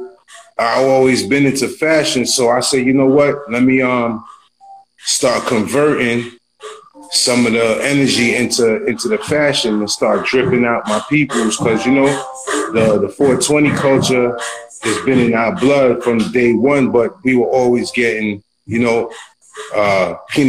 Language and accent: English; New York City, New York, United States; I'm raining straight out of Brooklyn, Flatbush territory